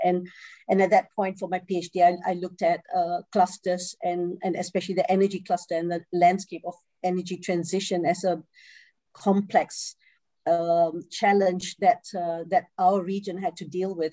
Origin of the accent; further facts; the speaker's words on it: Singapore; moved away as an adult; also born or lived in Malaysia; now in Netherlands; I come originally from uh, Singapore. I grew up in Singapore I'm, I, and I um, was born in Malaysia.